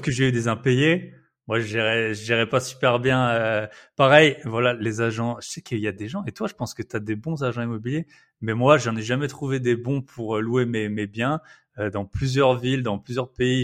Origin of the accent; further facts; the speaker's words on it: Alsace, Grand Est, France; accent: Alsatian; moved away as an adult; je suis Alsacien